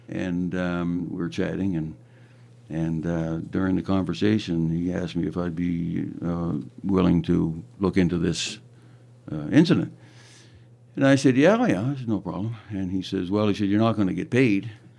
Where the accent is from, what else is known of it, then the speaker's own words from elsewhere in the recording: Moncton, New Brunswick, Canada; I'm originally from Moncton, New Brunswick.